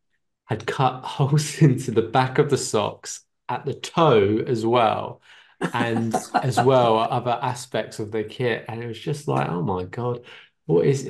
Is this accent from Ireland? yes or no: yes; Ireland